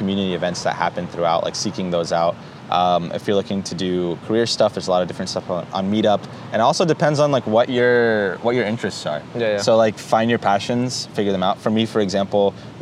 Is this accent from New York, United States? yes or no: no; North Carolina, United States; now in Santa Monica, United States; Born and raised in North Carolina